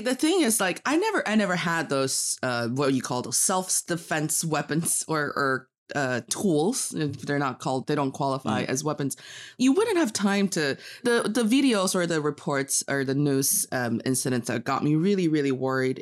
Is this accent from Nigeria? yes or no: no; Northeast China, China; English is a second language; also born or lived in United States; now in Beijing, China; I am from the northeast part of China